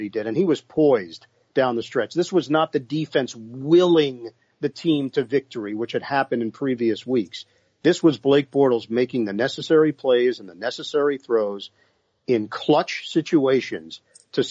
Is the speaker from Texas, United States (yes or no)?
no; New York, United States; my hometown in New York